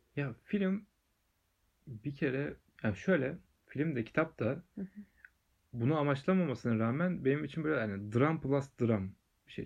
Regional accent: Aydınpınar, Turkey; benim köyümde Aydınpınar'da

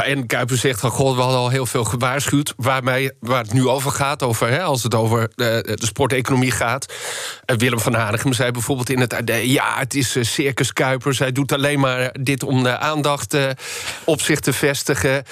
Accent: Netherlands; Wij als Nederlanders

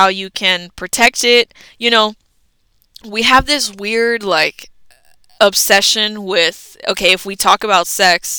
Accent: United States; we grew up in America

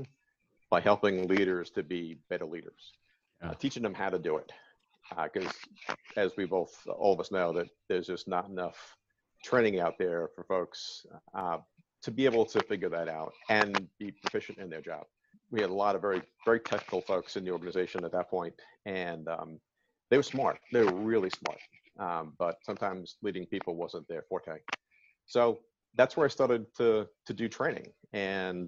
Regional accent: New York City, New York, United States; moved away as an adult; now in Maryland, United States; born and raised in New York, actually in the Bronx, little Irish alcove up in the northern Bronx

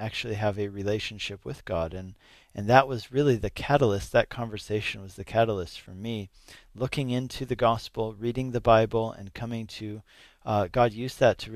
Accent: Denver, Colorado, United States; also born or lived in Napa, California / Arvada, Colorado; I grew up in the Denver area.

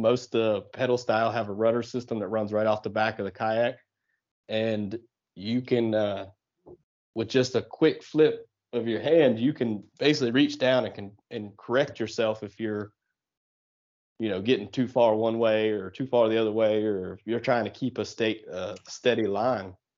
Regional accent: southeastern Ohio, United States; moved away as an adult; also born or lived in the South; I actually grew up in, uh, southeastern Ohio, uh, right on the Ohio River

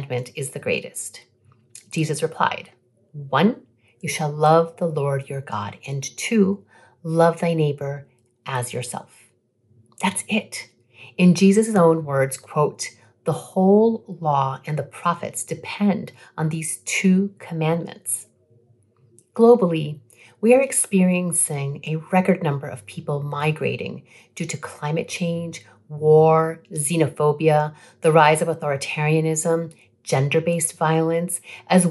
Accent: Rhode Island, United States; also born or lived in Colombia; I'm an immigrant from Colombia who came to the United States when I was 3 years old after my father was recruited to work in a textile factory in the state of Rhode Island

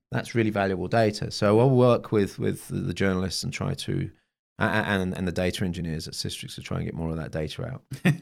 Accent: Bonn, North Rhine-Westphalia, Germany; my hometown of Bonn

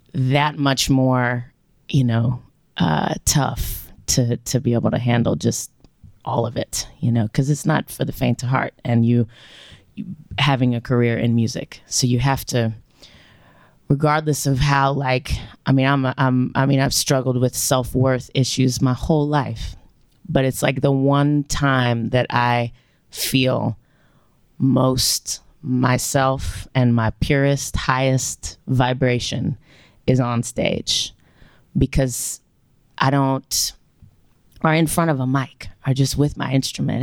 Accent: Louisiana, United States; moved away as an adult; now in Memphis, United States; growing up in Louisiana

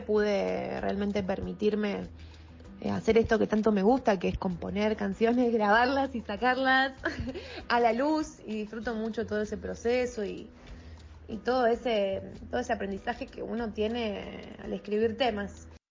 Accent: Rosario, Santa Fe, Argentina; nací acá en Rosario

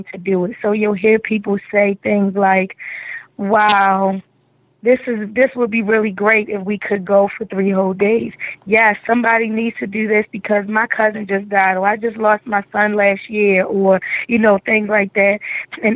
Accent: Baltimore, Maryland, United States; East Baltimore, Bel Air and Erdman, where I grew up in Zone 16

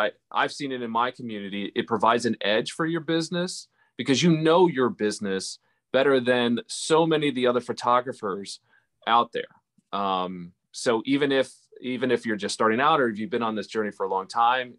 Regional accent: Lancaster, Pennsylvania, United States; my hometown in Lancaster, Pennsylvania

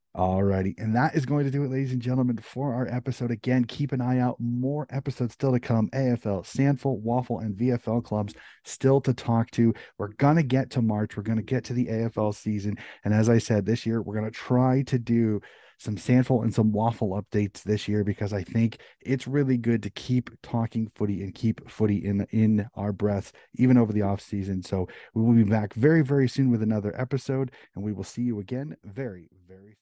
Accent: United States; I'm an American

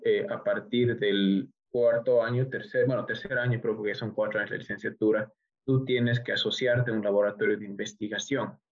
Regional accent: Bolivia; also born or lived in Tokyo, Japan; retorné a Bolivia

